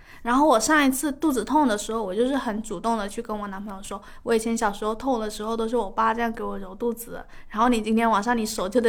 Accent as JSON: {"language": "Chinese", "region": "Guangdong", "country": "China", "said": "我妈很喜欢喝烫茶，你低估了潮汕人对烫的就是承受能力。"}